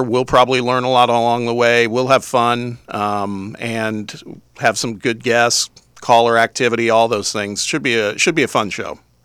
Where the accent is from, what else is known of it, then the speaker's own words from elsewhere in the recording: Indiana, United States; now in Knoxville, United States; I'm originally from the Midwest. You're gonna have to endure hearing me talk every once in a while, 'cause I'm a, an Indiana guy